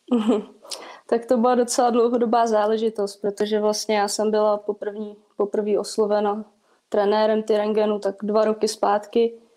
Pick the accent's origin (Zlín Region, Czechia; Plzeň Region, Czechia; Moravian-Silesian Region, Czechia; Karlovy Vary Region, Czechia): Plzeň Region, Czechia; Plzeň; moved away as an adult; now in Most, Czech Republic; Já teda původem jsem z Plzně, takže do Mostu jsem přišla